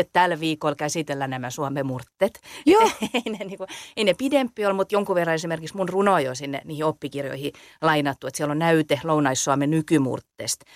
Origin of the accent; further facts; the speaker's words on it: Salo, Southwest Finland, Finland; accent: Salo dialect; mä puhun Salomurttelta